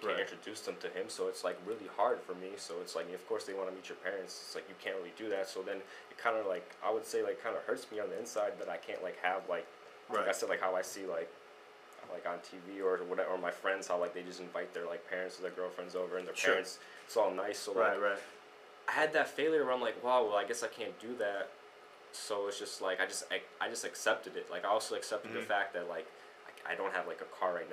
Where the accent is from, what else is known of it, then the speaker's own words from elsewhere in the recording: River Forest, Illinois, United States; I grew up in River Forest where everyone's rich